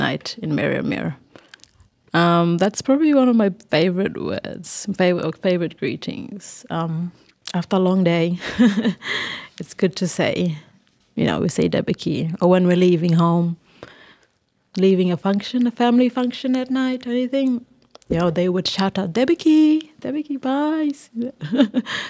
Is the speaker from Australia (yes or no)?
yes; Thursday Island, Queensland, Australia; I was born and bred on Thursday Island.